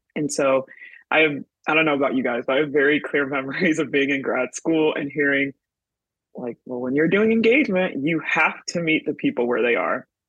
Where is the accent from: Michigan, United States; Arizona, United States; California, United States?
Michigan, United States; moved away as an adult; now in New York City, United States; I'm originally from Michigan, currently living in New York City.